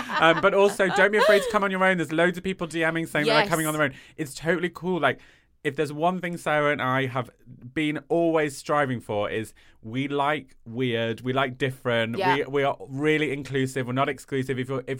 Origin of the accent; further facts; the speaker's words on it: East of England, United Kingdom; I'm from Norfolk, so feel free to read it in an accent, although I don't think I have one.